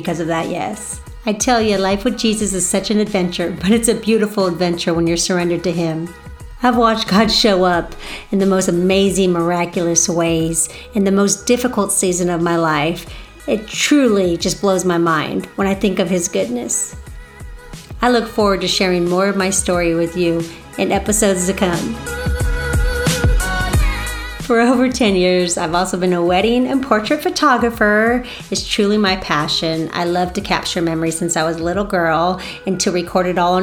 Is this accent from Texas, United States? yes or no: no; California, United States; moved away as an adult; also born or lived in the South (US); now in the South, United States; I'm a Cali girl. Yes, born and raised in California